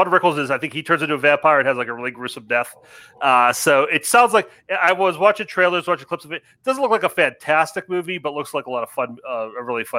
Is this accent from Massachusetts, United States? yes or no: no; Pittsburgh, Pennsylvania, United States; Cause I'm from Pittsburgh.